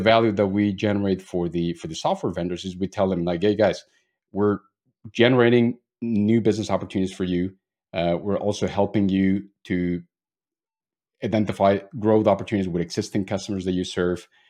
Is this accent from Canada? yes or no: no; Mexico; moved away as an adult; now in Germany; I'm actually originally from Mexico, but have been living in Germany already for almost ten years